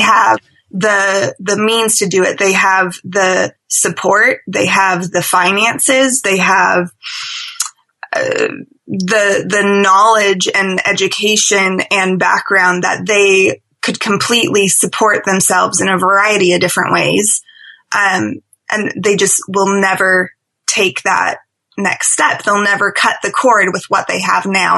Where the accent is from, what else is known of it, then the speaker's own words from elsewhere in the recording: Seattle, Washington, United States; moved away as an adult; also born or lived in London; I'm originally from Seattle